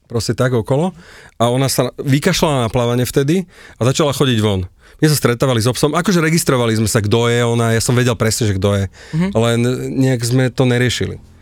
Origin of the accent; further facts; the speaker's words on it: Bratislava, Bratislava Region, Slovakia; also born or lived in Prague / Australia; sme susedia z Petržalky.